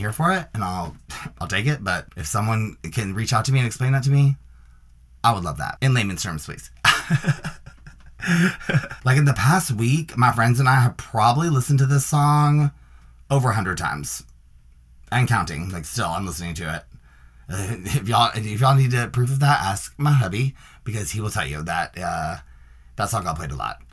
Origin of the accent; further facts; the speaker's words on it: Nashville, Tennessee, United States; moved away; I'm from Nashville, and I actually have been down there the past, like, 3 weeks